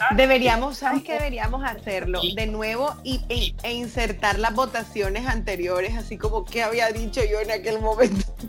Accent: Colombian Caribbean coast, Colombia; accent: costeño; also born or lived in Venezuela; todos los de la costa hablamos súper distinto

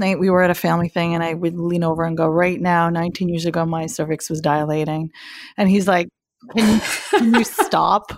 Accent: Pakistan; I'm from Pakistan

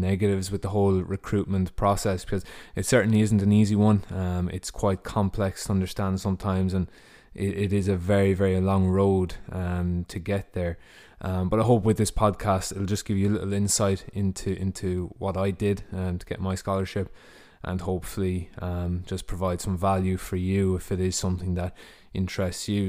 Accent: Ireland; moved away as an adult; also born or lived in Ohio, United States; I come from Ireland, and in twenty fifteen, um, I left Ireland, uh, to go to the United States

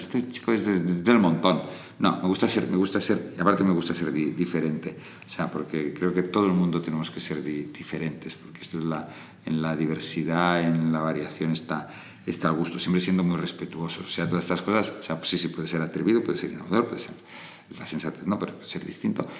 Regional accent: Barcelona, Catalonia, Spain; moved away as an adult; also born or lived in Castellfollit de Riubregós; now in Madrid, Spain; me crié en Barcelona, pero soy de Castellfollit de Riubregós

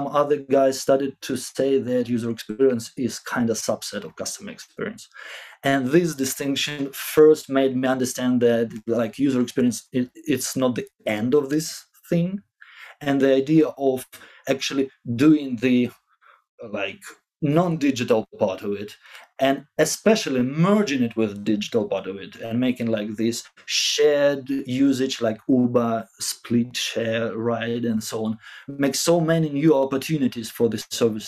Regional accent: Zaporizhzhia, Zaporizhzhia Oblast, Ukraine; I was born in Zaporizhia

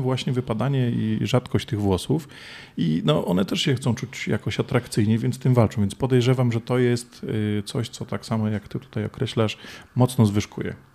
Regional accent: Poland; also born or lived in London, United Kingdom

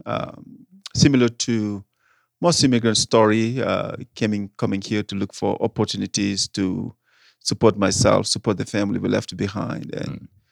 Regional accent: Senegal; English is a second language; moved away as an adult; now in Denver, United States; I am originally from Senegal, West Africa, French speaking country.

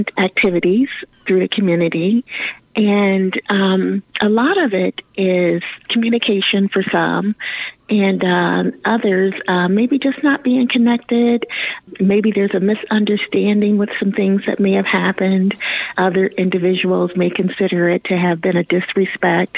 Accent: Fort Dodge, Iowa, United States; Fort Dodge being my hometown. So being my hometown, you know the folks here that live here.

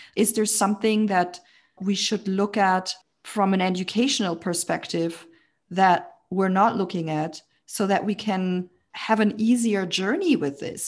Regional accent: Germany; born or raised there

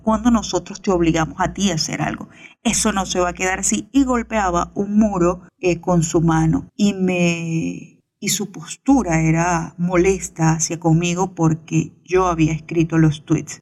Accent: Venezuela

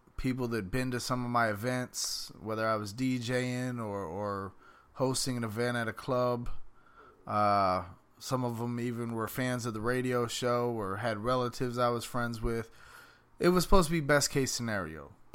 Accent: Palm Beach County, Florida, United States; also born or lived in Miami / Fort Lauderdale; I'm from Palm Beach County, but I have lived everywhere from Miami, Fort Lauderdale, Pompano

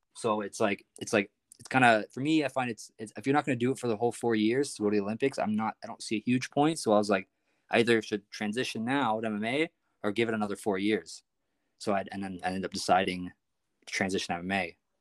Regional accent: Prince Edward Island, Canada; I'm from Prince Edward Island, actually, so it's, it's a small place

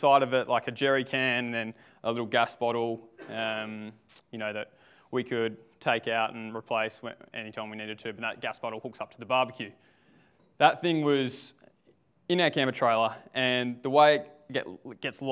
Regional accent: Victoria, Australia; moved away as an adult; now in Sunshine Coast, Australia; I'm from the Sunshine Coast. Actually, not always from the Sunshine Coast, from Victoria

